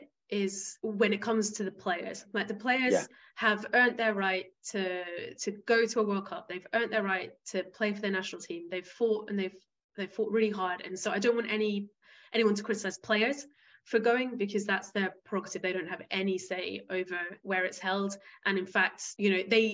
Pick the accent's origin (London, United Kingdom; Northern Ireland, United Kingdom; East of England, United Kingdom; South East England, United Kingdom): South East England, United Kingdom; Isle of Wight; moved away as an adult; also born or lived in Rwanda / Senegal / Tanzania / the Caribbean; I grew up on the Isle of Wight